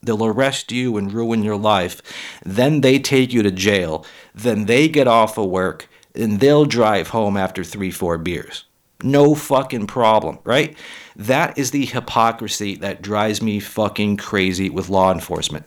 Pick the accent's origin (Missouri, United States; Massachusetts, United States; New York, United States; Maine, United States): Massachusetts, United States; Massachusetts. That's my home state